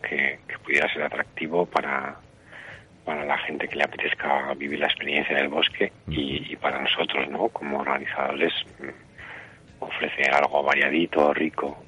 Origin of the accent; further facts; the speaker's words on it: Aragon, Spain; el 100% de la organización somos de aquí, más del 50% de los trabajadores somos de Mozota